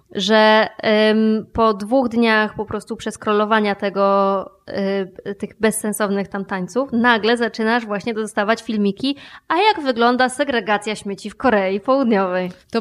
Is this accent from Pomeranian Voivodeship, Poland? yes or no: no; Podkarpacie, Subcarpathian Voivodeship, Poland; ja się urodziłam i wychowałam na Podkarpaciu